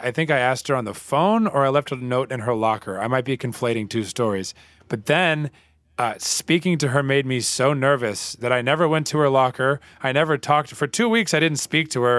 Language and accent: English; the Bible Belt, United States; I grew up in the Bible Belt